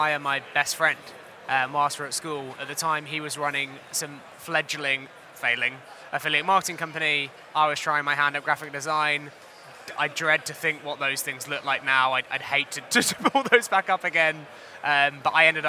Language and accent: English; Hertfordshire, East of England, United Kingdom; I was born and raised in Hertfordshire